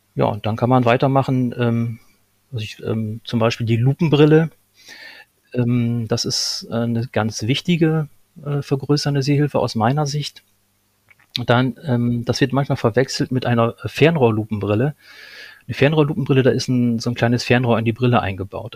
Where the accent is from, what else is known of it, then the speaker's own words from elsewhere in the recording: Lohne, Lower Saxony, Germany; moved away as an adult; also born or lived in Berlin; ich, ähm, komme gebürtig aus Niedersachsen, aus Lohne